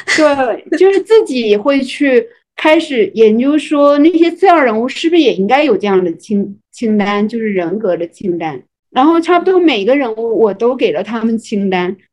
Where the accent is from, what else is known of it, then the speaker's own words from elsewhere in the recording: Fujian, China; 我是一个福建人嘛